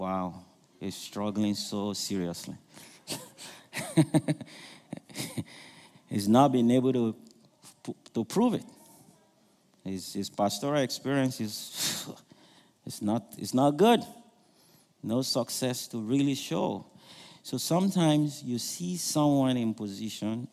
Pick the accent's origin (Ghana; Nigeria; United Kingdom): Nigeria; I'm from Nigeria